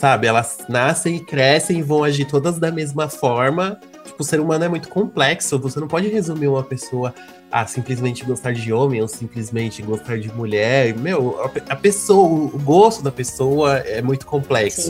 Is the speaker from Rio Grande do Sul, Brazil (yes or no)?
no; São Bernardo do Campo, São Paulo, Brazil; Eu sou de São Bernardo do Campo, amor, a terra da batata do Volkswagen